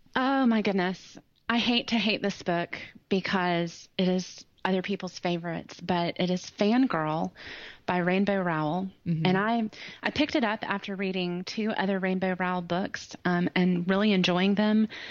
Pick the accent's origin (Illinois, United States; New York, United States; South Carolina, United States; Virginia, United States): South Carolina, United States; Greenville; also born or lived in Ohio; I'm from Greenville, South Carolina. Um, my accent, I mean, I, I, was born in Ohio, so this accent was developed, but I've lived in Greenville for um, a long time now 30 something years on since, and off.